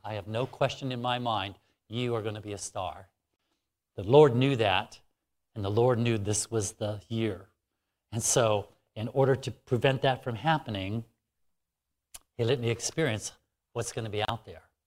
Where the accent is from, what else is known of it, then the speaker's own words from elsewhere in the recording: Alaska, United States; it's much warmer here than where I'm from. I'm from Alaska.